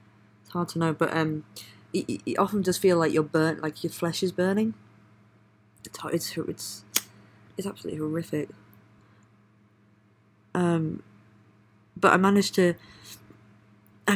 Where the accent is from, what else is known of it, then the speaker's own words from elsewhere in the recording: Leeds, Yorkshire and the Humber, United Kingdom; also born or lived in Bradford / South Africa; growing up in Leeds and Bradford, I had a lot of Indian influence and friends and culture.